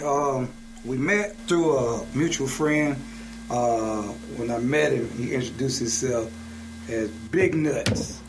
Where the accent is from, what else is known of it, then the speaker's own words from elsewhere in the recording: Birmingham, Alabama, United States; moved away as an adult; also born or lived in South Carolina; now in Atlanta, United States; I'm from Birmingham